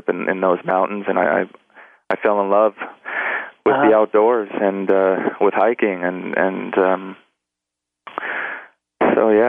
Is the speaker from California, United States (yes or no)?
yes; Los Angeles, California, United States; I was born and raised in in Los Angeles.